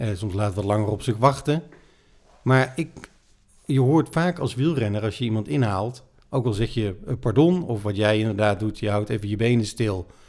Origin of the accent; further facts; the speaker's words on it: Netherlands; wij kunnen allemaal als Nederlanders eh, fietsen